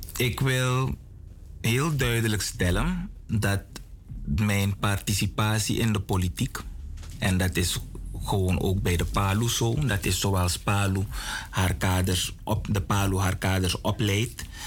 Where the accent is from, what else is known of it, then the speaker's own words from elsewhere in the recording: Suriname; we als Surinamers